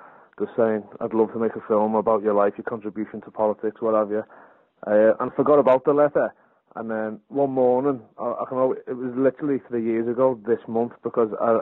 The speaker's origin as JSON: {"language": "English", "town": "Liverpool", "region": "North West England", "country": "United Kingdom", "tie": "born or raised there", "said": "growing up in Liverpool and from a working class family"}